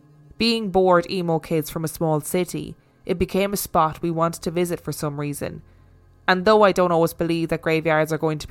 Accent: Inverness, Scotland, United Kingdom; I'm originally from Inverness in the Highlands of Scotland, and this is close to Loch Ness, famous for the notorious monster.

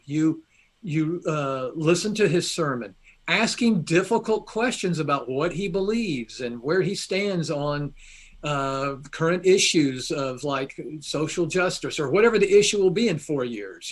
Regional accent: Atlanta, Georgia, United States; now in Kentucky, United States; I was born at Baptist Hospital, downtown Atlanta.

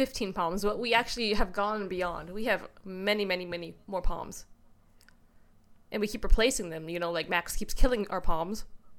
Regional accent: Canada; I'm a Canadian

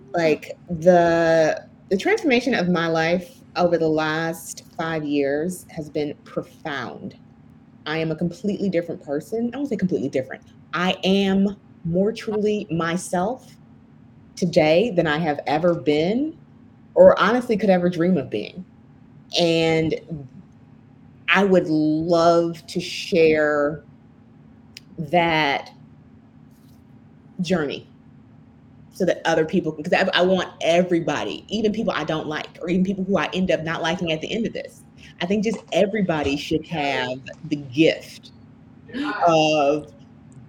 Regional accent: Chicago, Illinois, United States; growing up in Chicago

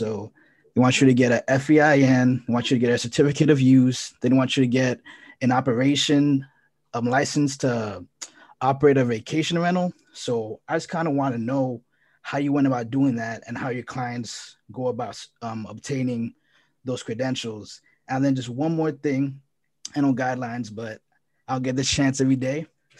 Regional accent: Miami, Florida, United States; So I'm from Miami, and I peeped the last video that Alexia did.

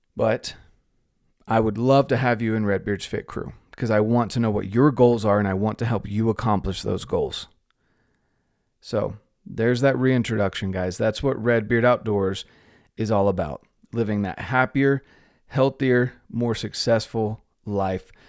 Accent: North Carolina, United States; moved away as an adult; also born or lived in Utah / Mexico; I grew up in North Carolina

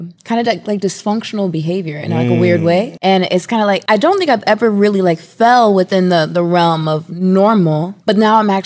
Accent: Hayward, California, United States; moved away as an adult; also born or lived in San Francisco; now in Atlanta, United States; I'm from California. I'm from the Bay Area, California

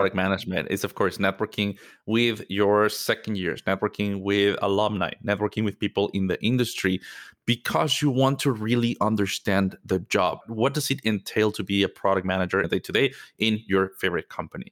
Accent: Mexico City, Mexico; moved away as an adult; I'm originally from Mexico. Mexico City is home for me.

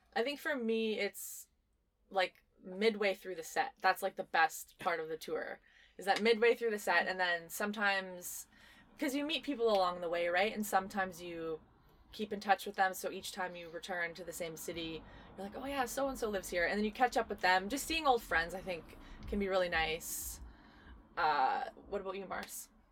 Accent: Winnipeg, Manitoba, Canada; we're from Winnipeg

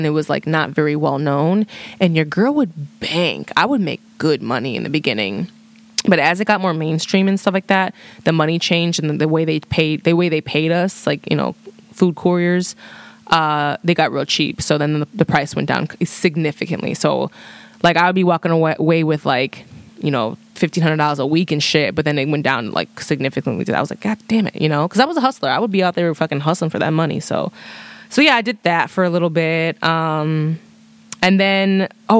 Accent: Chicago, Illinois, United States; I'm from Chicago.

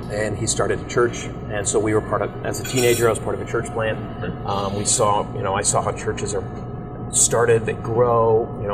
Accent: Ohio, United States; born there; also born or lived in Oklahoma; My whole life, and I was born in Ohio

